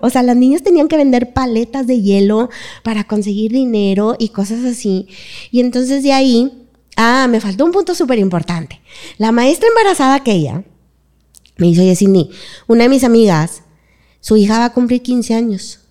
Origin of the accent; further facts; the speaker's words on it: Monterrey, Nuevo León, Mexico; soy de aquí de Monterrey, toda mi vida estaba aquí